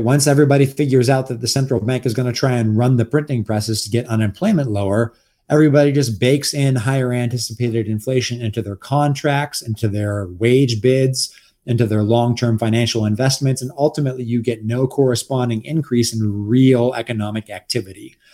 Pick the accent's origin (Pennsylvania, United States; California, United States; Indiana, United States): California, United States; Los Angeles; now in Texas, United States; I'm actually a Los Angelino originally. So I'm, like, a fake Texan